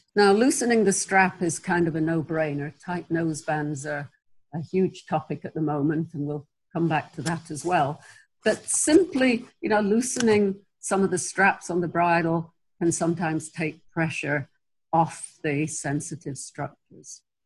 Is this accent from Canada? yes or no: no; England, United Kingdom; moved away; I'm originally English.